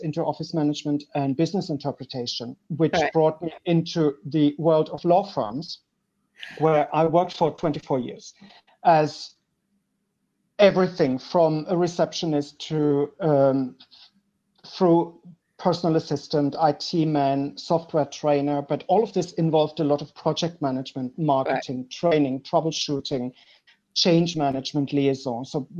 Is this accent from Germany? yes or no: yes; Germany; moved away as an adult; now in Belgium; I studied in Germany. I'm originally from Germany.